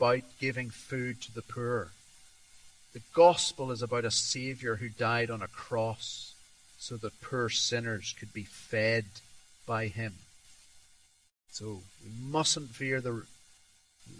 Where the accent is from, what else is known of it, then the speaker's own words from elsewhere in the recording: Tanzania; I was brought up in Tanzania